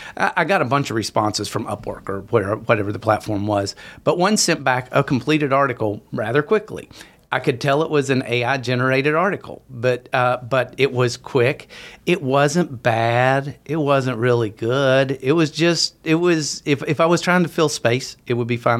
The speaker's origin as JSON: {"language": "English", "region": "West Virginia", "country": "United States", "tie": "born or raised there", "moved": "as an adult", "said": "I, I grew up in in West Virginia."}